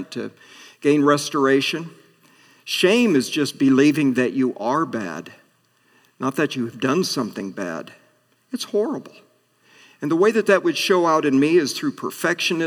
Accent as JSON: {"language": "English", "town": "Atlantic", "region": "Iowa", "country": "United States", "tie": "born or raised there", "moved": "as an adult", "said": "my hometown of Atlantic"}